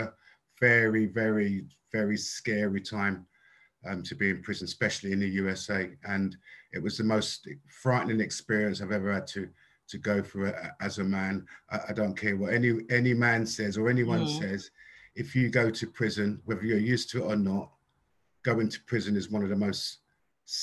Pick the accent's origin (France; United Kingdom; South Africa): United Kingdom; London; I'm originally from South London. Lived with my mum and dad up until the age of 16.